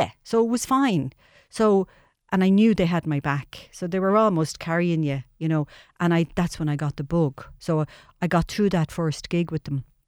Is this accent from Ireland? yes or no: yes; Dublin, Leinster, Ireland; I was born and reared in Charlemagne Street in the tenements